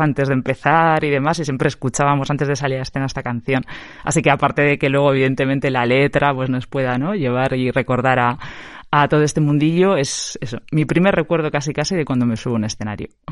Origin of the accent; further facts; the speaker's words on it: Eibar, Basque Country, Spain; now in Vitoria-Gasteiz, Spain; yo soy gastistarra de corazón, pero de nacimiento no, soy de Ibar